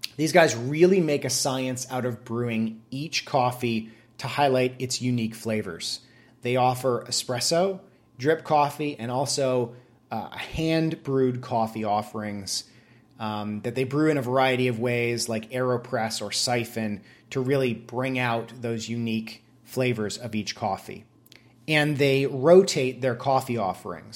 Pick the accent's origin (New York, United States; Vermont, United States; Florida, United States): Vermont, United States; moved away; I went back to my home state of Vermont to visit some family and to go to my brother's wedding. I moved out of Vermont a good fifteen years ago or so